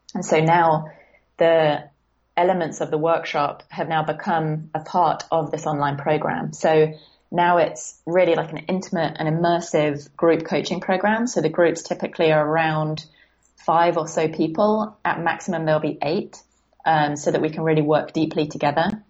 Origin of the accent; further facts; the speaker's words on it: Guildford, South East England, United Kingdom; also born or lived in San Francisco / London; I'm actually in a town slightly south of London called Guildford. And um, yeah, this is kind of where I was born and raised